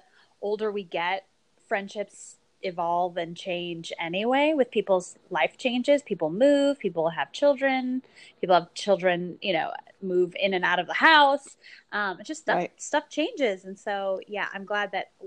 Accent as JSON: {"language": "English", "town": "St. Louis", "region": "Missouri", "country": "United States", "tie": "born or raised there", "also_born_or_lived": "Cleveland, Ohio / Phoenix, Arizona", "moved": "as an adult", "said": "probably somewhere around first grade, we moved to St. Louis, Missouri, or a suburb of St. Louis, Missouri. So that's kind of where I consider that I grew up."}